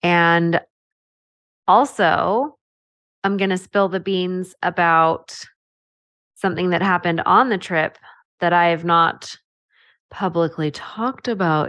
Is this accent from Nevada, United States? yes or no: no; California, United States; I grew up in California. So Disneyland was where we always went.